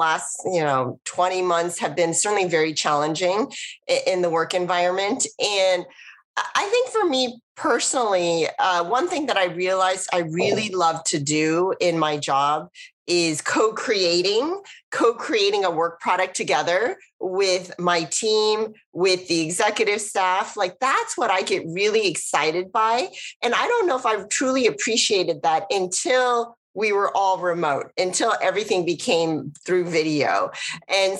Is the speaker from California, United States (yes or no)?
yes; the Bay Area, California, United States; I grew up in the Bay Area.